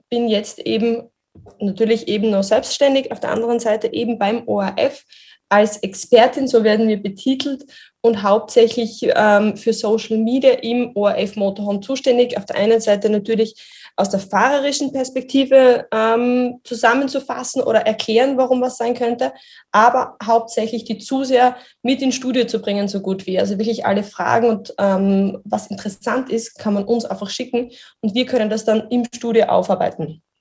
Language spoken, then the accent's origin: German; Styria, Austria; Ich bin Steirerin, also wirklich so gut wie am Red Bull Ring groß geworden.